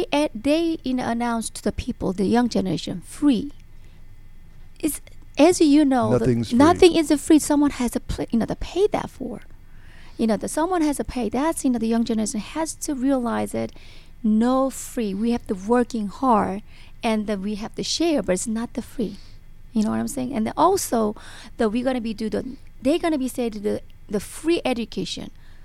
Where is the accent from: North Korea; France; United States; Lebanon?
North Korea; English is a second language; because as you know, we are actually Korean people. We came from the North Korea, South Korea. We know what is the socialism.